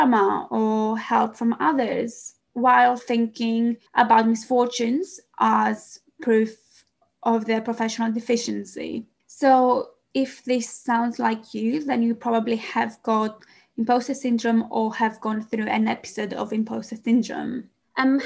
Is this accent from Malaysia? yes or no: no; Greece; English is a second language; moved away as an adult; now in London, United Kingdom; Some of you might wonder where the accent comes from. I am Greek